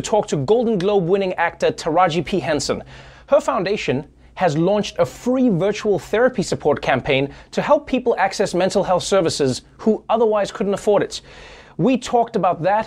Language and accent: English; South Africa; I grew up in South Africa